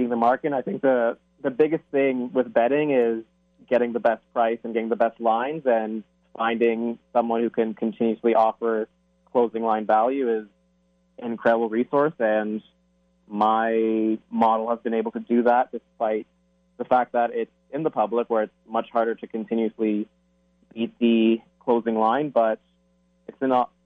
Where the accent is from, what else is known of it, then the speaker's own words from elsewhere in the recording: Toronto, Ontario, Canada; I am from Toronto